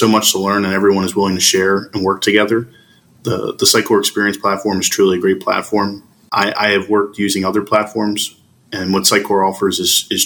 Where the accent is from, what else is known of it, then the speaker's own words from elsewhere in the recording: Philadelphia, Pennsylvania, United States; I am from Philadelphia, PA in the United States.